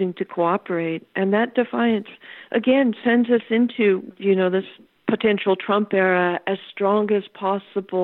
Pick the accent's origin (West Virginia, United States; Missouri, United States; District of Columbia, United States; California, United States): California, United States; I'm a Californian